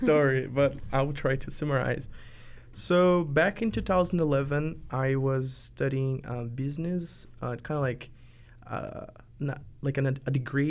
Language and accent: English; countryside of the state of São Paulo, Brazil; English is a second language; moved away as an adult; also born or lived in Portland, Oregon; now in Oregon, United States; So I grew up in the countryside of the state of São Paulo, which is one of the most populated cities in Brazil, and where is the largest city in South America, São Paulo, which is also a city and a state.